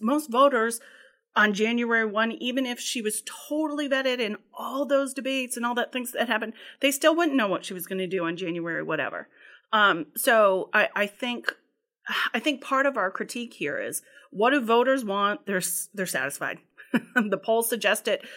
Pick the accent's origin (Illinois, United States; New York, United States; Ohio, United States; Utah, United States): Ohio, United States; now in Massachusetts, United States; I'm from Ohio